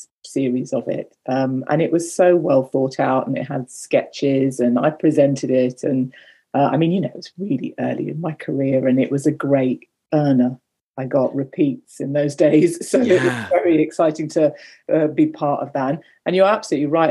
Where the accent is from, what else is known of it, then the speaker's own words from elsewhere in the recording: Birmingham, West Midlands, United Kingdom; moved away as an adult; I grew up in Birmingham